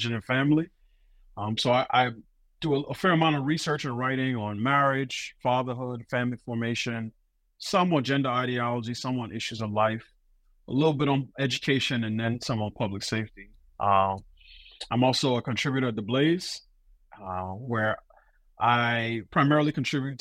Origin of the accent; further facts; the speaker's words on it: New York, United States; moved away as an adult; now in Washington, D.C. area, United States; I'm originally from New York. But I've been in the D.C. area about 16 years